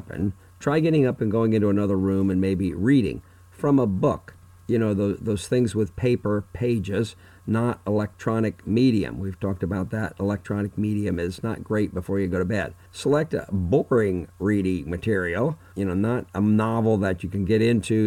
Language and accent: English; Fort Myers, Florida, United States; my hometown of Fort Myers, Florida